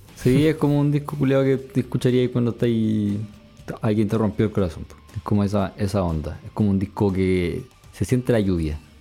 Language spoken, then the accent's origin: Spanish; Concepción, Biobío, Chile; viví casi toda mi adolescencia y mi infancia en Conce